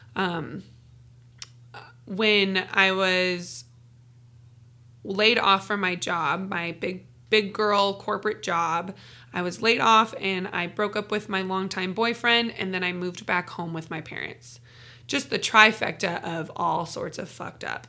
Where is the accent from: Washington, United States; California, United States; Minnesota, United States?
Washington, United States; Renton; moved away as an adult; I'm originally from Renton, Washington, Seattle, born and raised